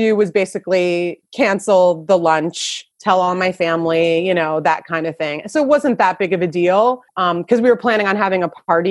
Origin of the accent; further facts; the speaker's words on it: New Jersey, United States; accent: New Jersey; moved away as an adult; also born or lived in New York / California; I'm born and raised in New Jersey.